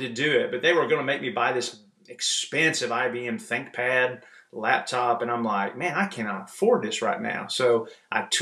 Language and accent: English; Illinois, United States; moved away as an adult; also born or lived in Kentucky / Wisconsin / Springfield, Illinois; We're originally from Illinois